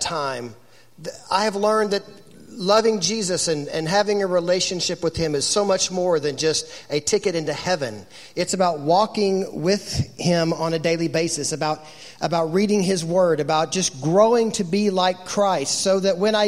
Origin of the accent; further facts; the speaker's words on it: Rogers, Arkansas, United States; I grew up in Northwest Arkansas in Rogers.